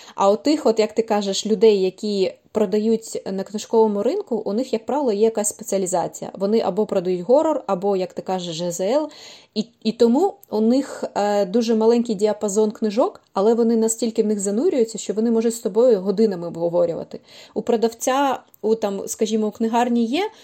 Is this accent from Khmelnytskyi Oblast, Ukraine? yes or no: no; Kyiv, Ukraine; я киянка